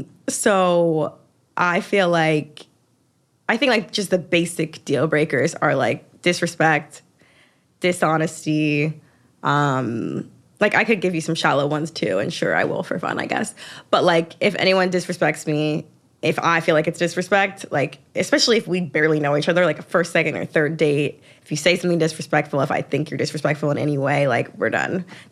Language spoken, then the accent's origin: English; the South, United States; And I think like maybe it's because I'm from the South, but like manners is kind of a big thing to me.